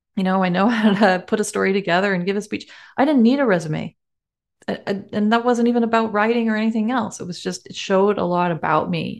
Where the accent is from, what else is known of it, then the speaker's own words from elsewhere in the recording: Canada; We're so Canadian